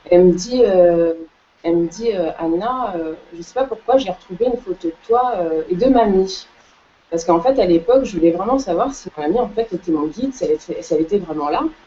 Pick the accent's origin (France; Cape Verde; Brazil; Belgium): Cape Verde; je suis originaire des îles du Cap-Vert